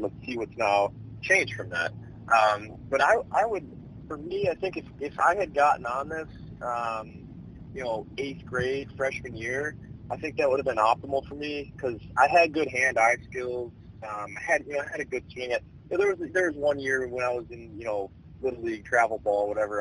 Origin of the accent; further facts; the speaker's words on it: Chicago, Illinois, United States; I'm from Chicago now